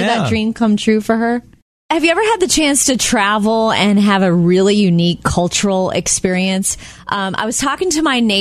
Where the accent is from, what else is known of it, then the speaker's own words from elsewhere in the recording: Jupiter, Florida, United States; I was right near Palm Beach, Florida